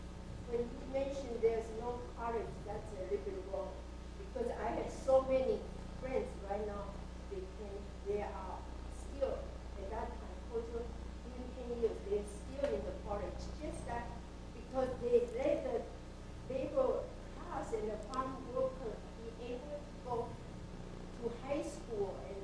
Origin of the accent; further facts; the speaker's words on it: Taiwan; moved away as an adult; Sorry. I grew up in Taiwan, and I came to this country to study in graduate school.